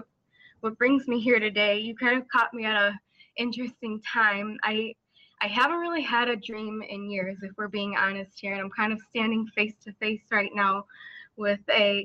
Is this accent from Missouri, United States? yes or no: no; Chicago, Illinois, United States; I'm from Chicago, Illinois, USA.